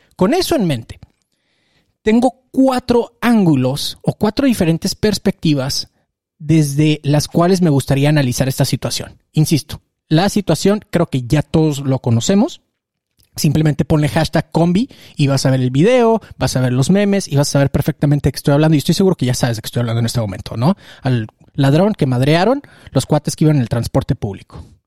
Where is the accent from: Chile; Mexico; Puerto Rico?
Mexico; como mexicanos